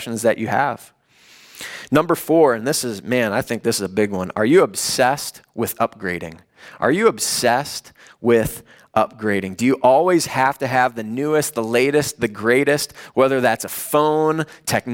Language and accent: English; Chicago, Illinois, United States; moved away as an adult; also born or lived in Los Angeles; I grew up in the Chicago area.